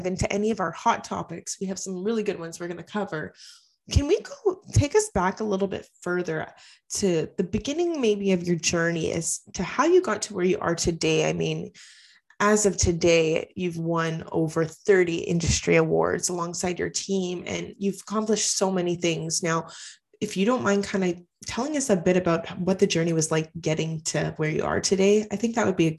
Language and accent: English; Canada; We're both from Canada, so it's kind of cool.